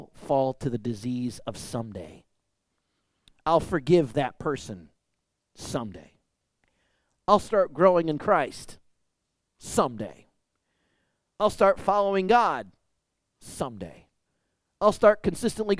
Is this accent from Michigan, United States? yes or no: yes; Michigan, United States; growing up in Michigan is all the really big leafy trees